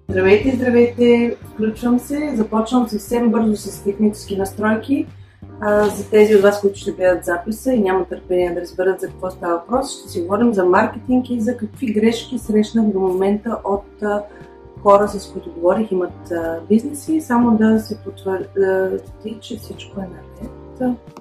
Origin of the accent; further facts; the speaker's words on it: Pleven, Pleven Province, Bulgaria; moved away as an adult; now in Barcelona, Spain; от Плевен съм, но живея в Барселона от 2009 година, вече 11 е година.